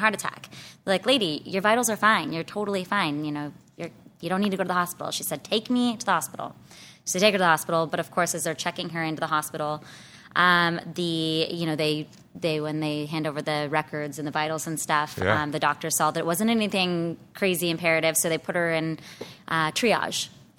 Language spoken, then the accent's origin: English; Escondido, California, United States; So pretty much born and raised in San Diego County. I grew up more inland in Escondido.